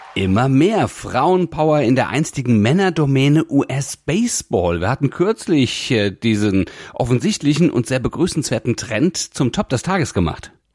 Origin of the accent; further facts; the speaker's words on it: Hesse, Germany; als Hesse